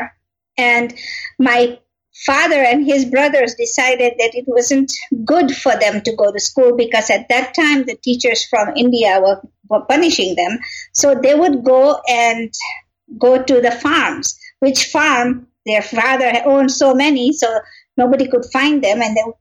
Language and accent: English; Kenya; moved away as an adult; also born or lived in Tanzania; I am originally born and raised in Kenya